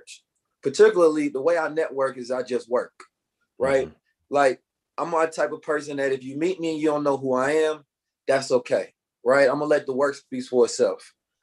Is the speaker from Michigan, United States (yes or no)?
no; Oakland, California, United States; I grew up in Oakland, California, under a very like militant Black Muslim paradigm